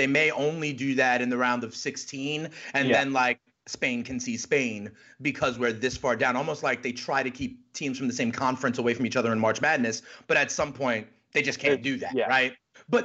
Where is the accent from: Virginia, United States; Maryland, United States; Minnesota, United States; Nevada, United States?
Maryland, United States; Prince George's County; making an impact the same way that my foundation has been able to in my hometown of Prince George's County.